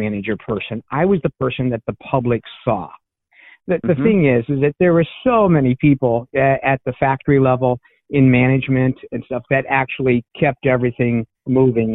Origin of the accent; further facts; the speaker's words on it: Meadville, Pennsylvania, United States; moved away as an adult; also born or lived in Notre Dame, Indiana; now in Goshen, United States; I'm actually originally from Meadville, Pennsylvania, which is a small town about 40